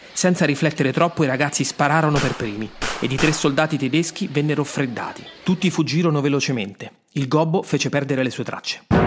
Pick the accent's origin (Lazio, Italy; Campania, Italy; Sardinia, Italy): Lazio, Italy; Rome; sono nato a Roma.